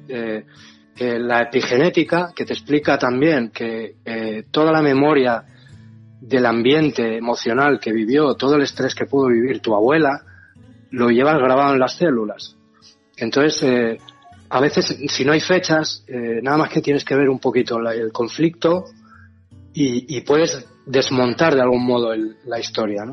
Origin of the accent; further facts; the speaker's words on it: Asturias, Spain; moved away as an adult; Yo nací en Asturias y me vine para acá.